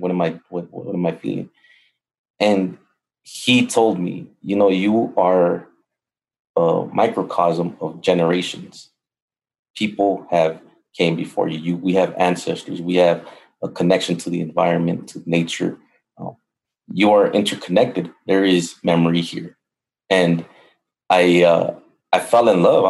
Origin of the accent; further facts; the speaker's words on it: Los Angeles, California, United States; I come from Los Angeles, and I grew up right next to the LA River